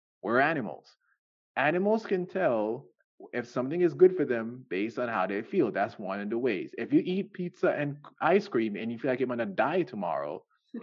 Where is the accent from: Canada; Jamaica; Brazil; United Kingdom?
Jamaica; I'm Jamaican